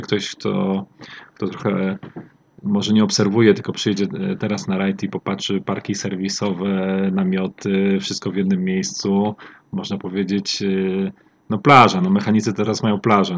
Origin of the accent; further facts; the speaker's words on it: Olsztyn, Warmian-Masurian Voivodeship, Poland; pochodzę z Olsztyna